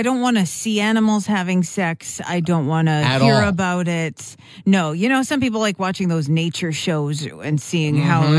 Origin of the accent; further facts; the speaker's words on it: Winnipeg, Manitoba, Canada; we're from Winnipeg